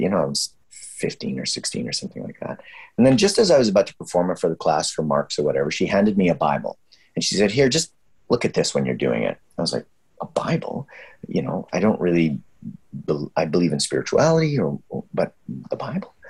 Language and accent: English; Canada; We're so Canadian